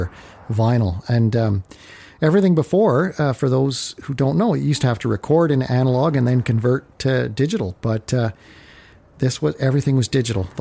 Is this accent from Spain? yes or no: no; North Bay, Ontario, Canada; growing up in North Bay, I'd go over to the North Bay Mall to buy my records